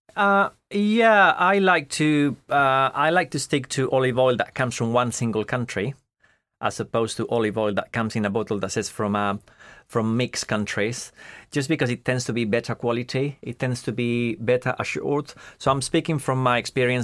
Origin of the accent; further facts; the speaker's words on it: Madrid, Community of Madrid, Spain; moved away as an adult; also born or lived in France; now in United Kingdom; I grew up in Madrid. So, I was born in Madrid, right in the middle of Madrid as well.